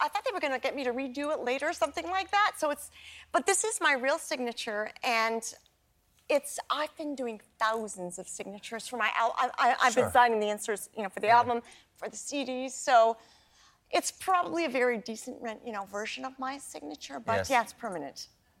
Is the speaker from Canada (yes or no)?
yes; Canada; I have a long history with trains from my childhood growing up in Canada.